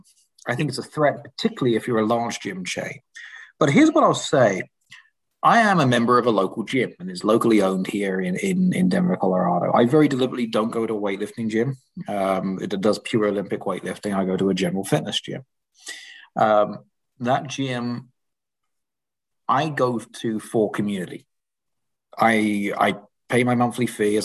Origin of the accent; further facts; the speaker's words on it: England, United Kingdom; I grew up in England